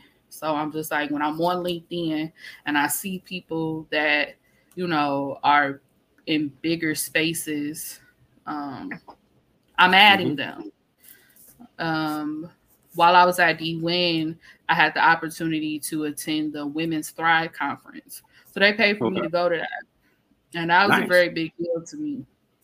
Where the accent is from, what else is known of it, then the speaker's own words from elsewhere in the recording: Detroit, Michigan, United States; I'm from Detroit